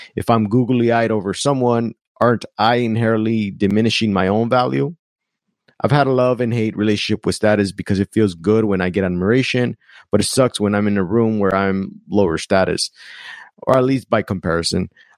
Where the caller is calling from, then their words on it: Monterey Bay, California, United States; Hi, Seth. … from Monterey Bay, California.